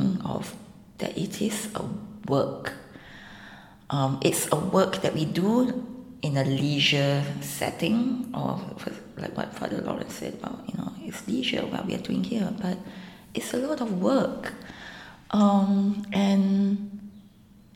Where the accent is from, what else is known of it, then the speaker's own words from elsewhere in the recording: Singapore; I'm from Singapore.